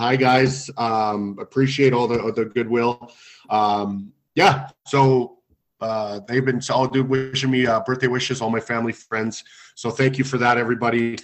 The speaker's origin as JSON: {"language": "English", "region": "Alberta", "country": "Canada", "said": "I'm from Alberta, I watch the Flames and the Oilers a lot"}